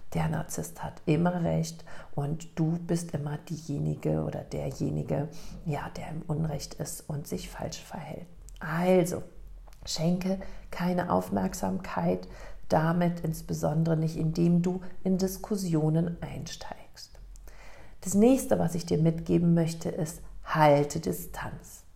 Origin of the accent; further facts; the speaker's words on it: Germany; in Lech, in meiner Heimatstadt